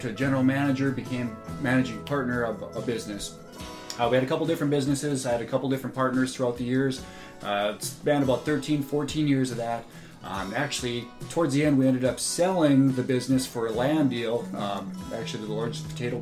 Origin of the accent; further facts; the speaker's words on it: North Dakota, United States; Told him I was from North Dakota.